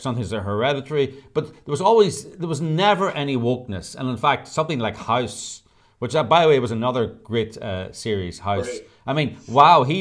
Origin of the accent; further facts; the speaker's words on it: Ireland; as Irish people